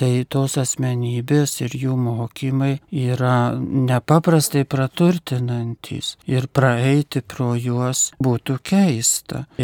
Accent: Lithuania

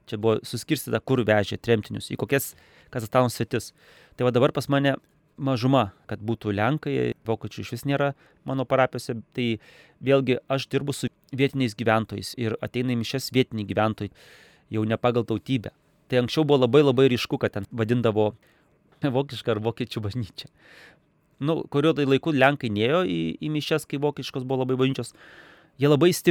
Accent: Lithuania; moved away as an adult; now in Kazakhstan; aš nesu rusas, aš esu lietuvis

